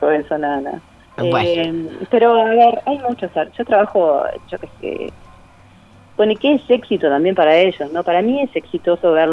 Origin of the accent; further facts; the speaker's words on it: Cerro de las Cuentas, Cerro Largo, Uruguay; como para poder apoyar a la escuela donde yo me crié, en Cerro de las Cuentas, en Cerro Largo